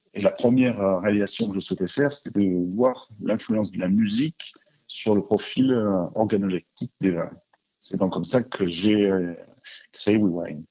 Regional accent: Marseille, Provence-Alpes-Côte d'Azur, France; nous sommes euh, de Marseille.

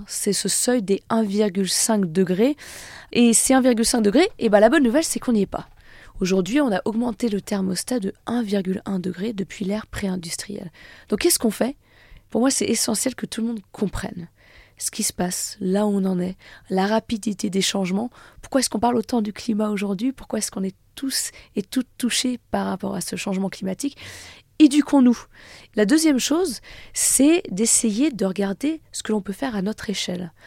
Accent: France; chez nous, en France

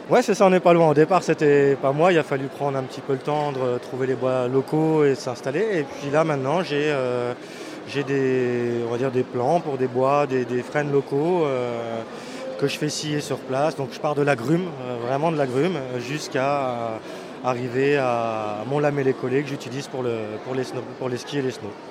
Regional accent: La Bresse, Grand Est, France; je viens des Vosges, euh, côté de la Bresse

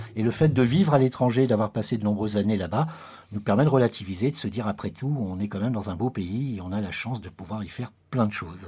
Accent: France; moved away as an adult; also born or lived in Morocco; de revenir en France, puisque j'avais quitté la France pendant plus de dix ans, euh, c'était de me challenger aussi, de revenir un peu sur ma terre natale

